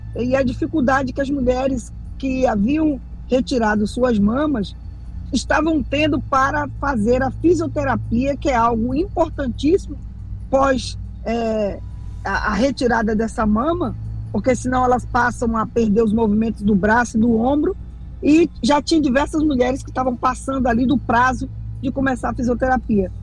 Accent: Angra dos Reis, Rio de Janeiro, Brazil; essa questão da minha terra, do, do porto de Angra

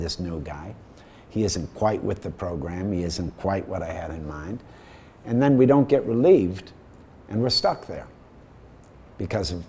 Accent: Midwest, United States; I grew up in the Midwest

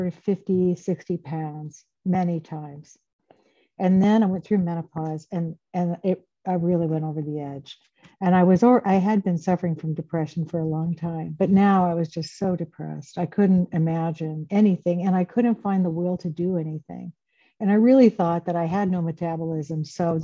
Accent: Grass Valley, California, United States; moved away as an adult; now in Iowa City, United States; I grew up in Northern California, Grass Valley, Nevada City.

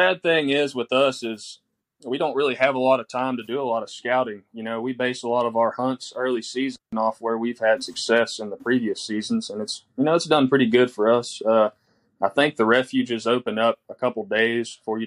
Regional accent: Southeast Texas, United States; I'm from Southeast Texas, 26. I work in the chemical plant down here.

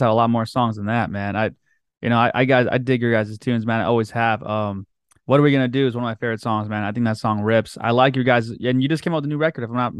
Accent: Whittier, California, United States; I grew up in Whittier

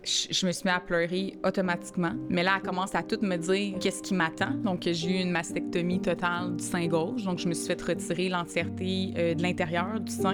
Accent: Montreal, Quebec, Canada; moved away as an adult; now in Saint-Lin–Laurentides, Canada; j'ai grandi à Montréal-Nord

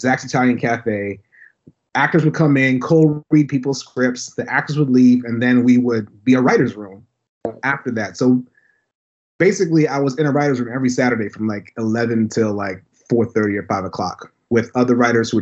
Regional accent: Toronto, Ontario, Canada; also born or lived in St. Kitts and Nevis; So I grew up in Toronto.

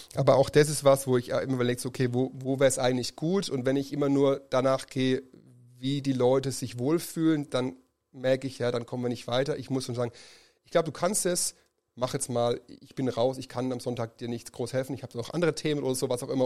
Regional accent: Germany; Als Deutsche

